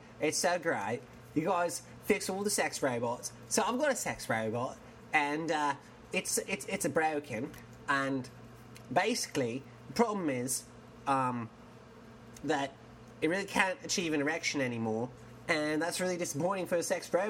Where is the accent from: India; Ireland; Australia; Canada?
Australia; I'm from Australia.